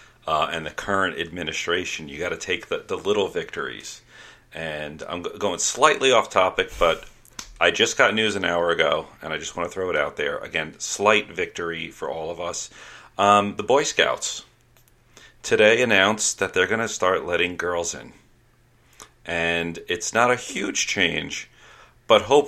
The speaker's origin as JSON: {"language": "English", "region": "New York", "country": "United States", "tie": "born or raised there", "said": "I grew up in New York"}